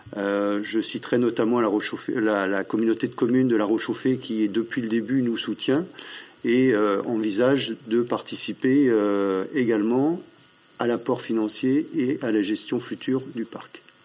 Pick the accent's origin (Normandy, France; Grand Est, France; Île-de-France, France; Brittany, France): Brittany, France; Drouges; je suis originaire de Drou, je suis agriculteur en retraite